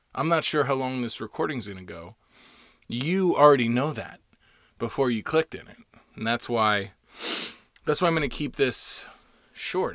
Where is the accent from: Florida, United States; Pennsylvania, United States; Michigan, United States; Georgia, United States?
Florida, United States; now in Los Angeles, United States; I'm half Puerto Rican and I'm from Florida